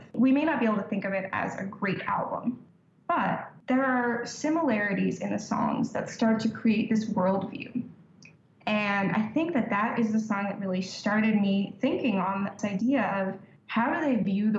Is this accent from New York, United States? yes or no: yes; New York, United States; I'm from New York